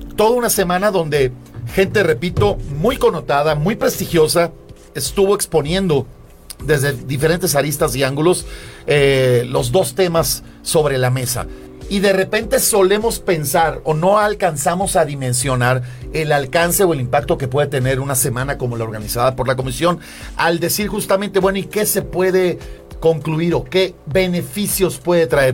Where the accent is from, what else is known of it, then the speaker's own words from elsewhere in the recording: Tampico, Tamaulipas, Mexico; Aunque nací en México, soy de Tampico.